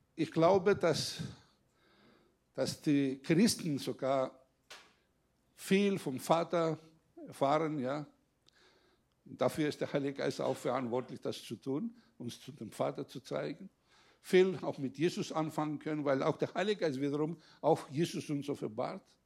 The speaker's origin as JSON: {"language": "German", "country": "Greece", "moved": "yes", "lives_now": "Germany", "said": "ich als Grieche, der jetzt einen deutschen Pass hat"}